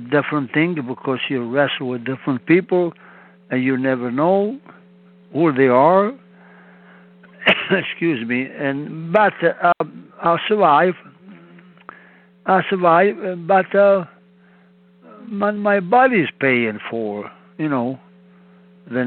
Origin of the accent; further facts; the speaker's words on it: Italy; English is a second language; moved away as an adult; also born or lived in Montreal, Canada; I was born in Italy